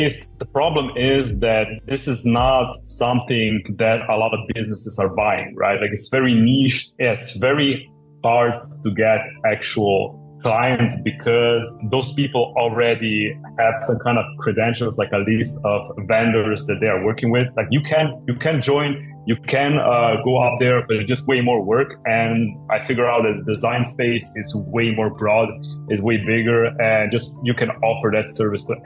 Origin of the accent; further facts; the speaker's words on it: Slovenia; I'm from Slovenia